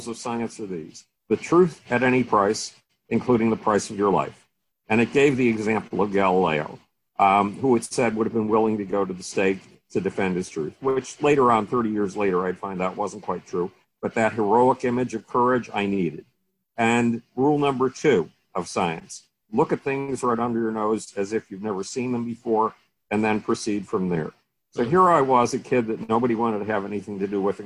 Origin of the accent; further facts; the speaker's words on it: Buffalo, New York, United States; moved away; I grew up in Buffalo, New York